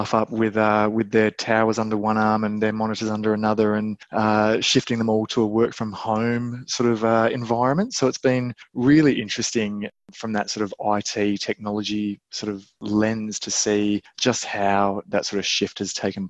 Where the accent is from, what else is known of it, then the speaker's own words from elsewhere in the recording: Australia; also born or lived in United Kingdom / New Zealand; as an Aussie